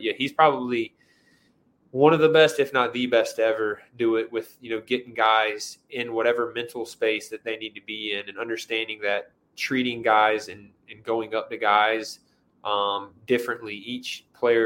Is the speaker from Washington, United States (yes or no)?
no; Greenville, North Carolina, United States; I was a starter at my dream school in my hometown at, you know, 18 years old.